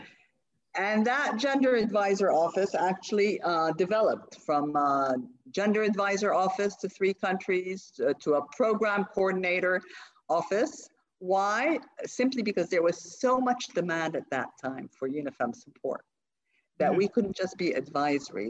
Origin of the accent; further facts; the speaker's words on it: Rabat, Rabat-Salé-Kénitra, Morocco; I grew up in Morocco, in Rabat, in fact, and I uh, did my primary and my secondary education in Rabat.